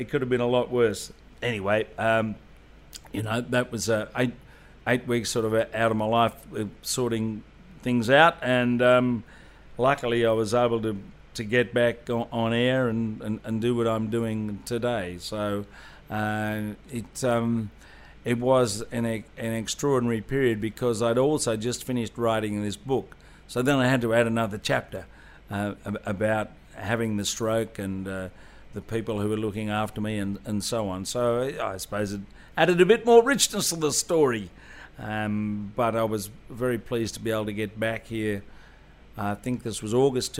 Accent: Australia; being an Australian

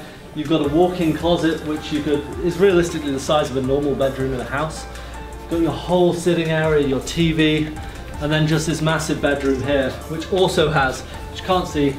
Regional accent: England, United Kingdom; now in Dubai, United Arab Emirates; I'm English.

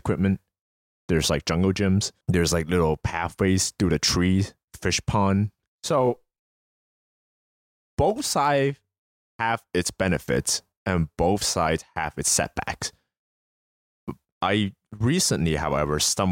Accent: United States; we as American growing up

